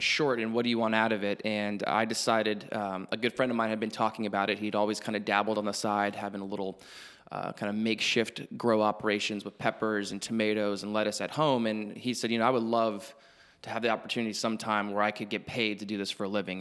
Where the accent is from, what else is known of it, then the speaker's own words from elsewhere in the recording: Hilton Head Island, South Carolina, United States; moved away as an adult; I grew up in Hilton Head